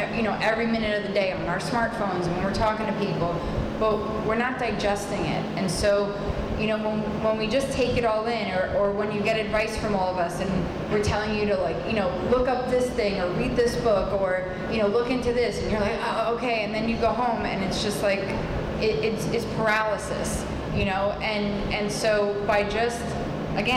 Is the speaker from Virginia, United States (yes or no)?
no; New York, United States; I'm from New York, we have a couple of terms we tend to use